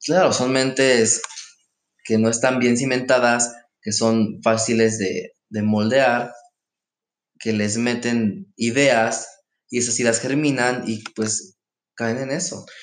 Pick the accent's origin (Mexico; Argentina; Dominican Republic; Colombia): Mexico; como buenos mexicanos